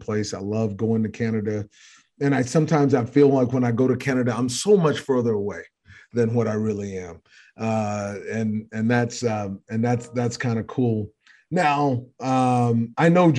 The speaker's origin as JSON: {"language": "English", "region": "Texas", "country": "United States", "said": "I'm from Texas"}